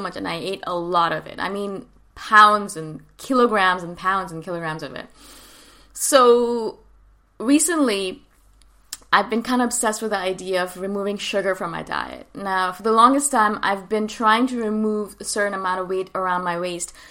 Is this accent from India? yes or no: yes; North India, India; I come from North India